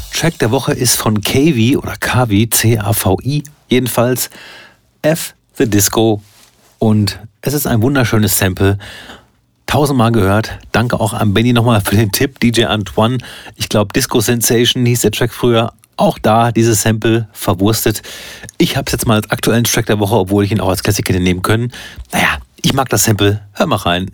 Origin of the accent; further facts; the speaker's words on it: Soest, North Rhine-Westphalia, Germany; ich komme ja aus Soest und nicht Söst